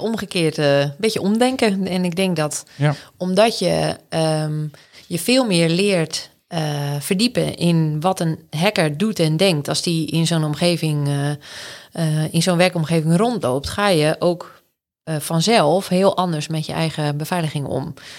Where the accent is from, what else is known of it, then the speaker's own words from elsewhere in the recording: Anna Paulowna, North Holland, Netherlands; also born or lived in Den Helder; now in Groningen, Netherlands; ik ben opgegroeid in Annapalona. Dat is in de kop van Noord-Holland.